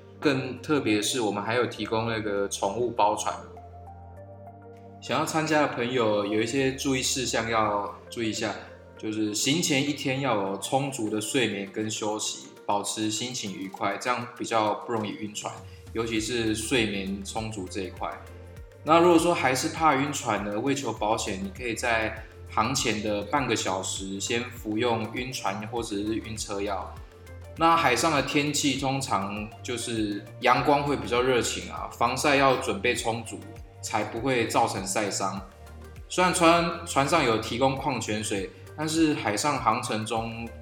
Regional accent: Chongde, Hualien County, Taiwan; 我的老家在崇德海边，啊，小时候就是经常看着那，就是那一片无边无际的蓝啊。然后长大之后出去工作，才发现这个是属于家乡最深的乡愁。

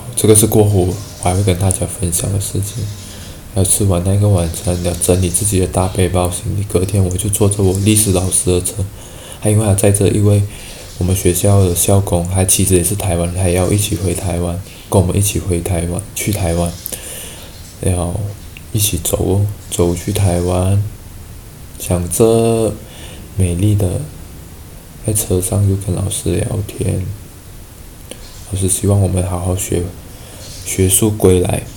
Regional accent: Malaysia; moved away as an adult; also born or lived in Taiwan; 我们马来西亚人的想法

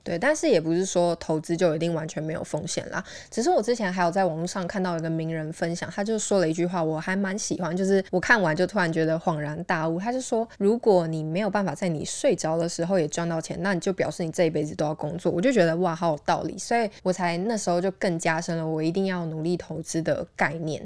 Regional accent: Taiwan; 我们台湾人

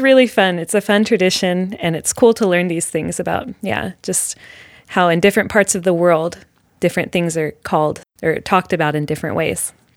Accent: United States; when I was growing up in America, we had clovers growing everywhere around us

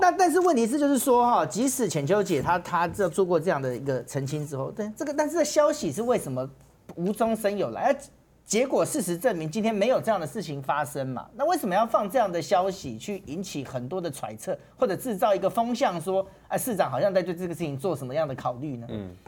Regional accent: Taiwan

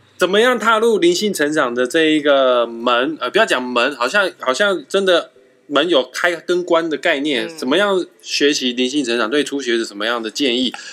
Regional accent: Taiwan; 都很不像是我们台湾人会取的书名，

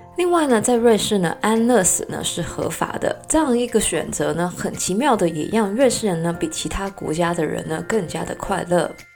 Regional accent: Hong Kong; 作为一个香港人呢，我的河南的发音呢是非常不标准的

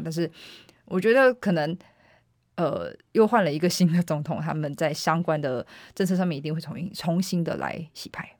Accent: Taiwan; 来自台湾

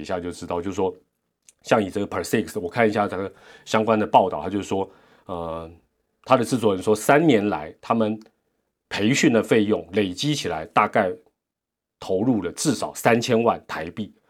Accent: Taiwan; 我们台湾也没有那个环境

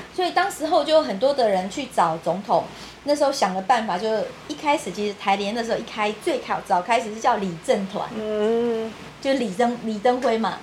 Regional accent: Taiwan; 我们台湾在小时候，从小学到大都学一些神话

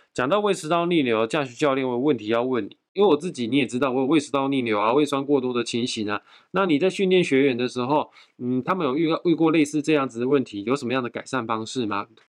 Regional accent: Taiwan; 我们台湾人

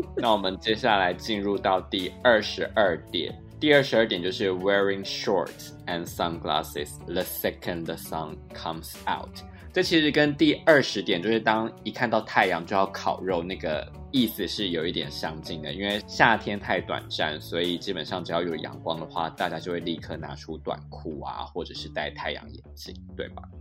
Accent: Taiwan; now in London, United Kingdom; 对我一个从台湾来的亚洲人来说

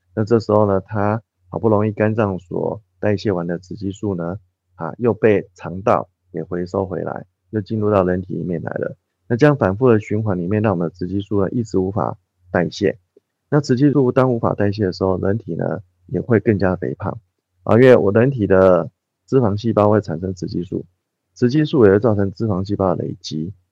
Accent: Taiwan; 我们台湾人的一个饮食文化开始做西化

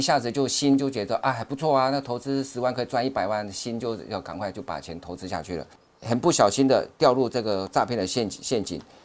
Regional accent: Taiwan; 我们台湾人的口音

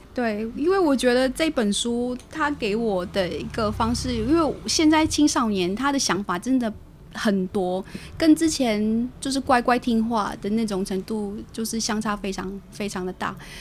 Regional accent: Taiwan; also born or lived in Philippines; 虽然在台湾完成我的所有的一个学校的教育，但是我的菲律宾话依旧就是还是可以

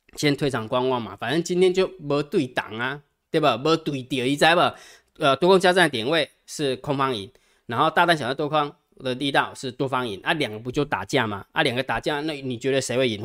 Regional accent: Taiwan

